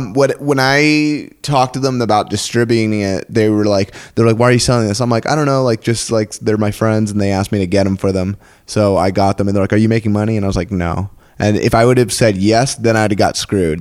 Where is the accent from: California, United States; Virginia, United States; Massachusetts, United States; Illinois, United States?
California, United States; San Diego; also born or lived in New York / Texas; I was born in New York and then moved over to San Diego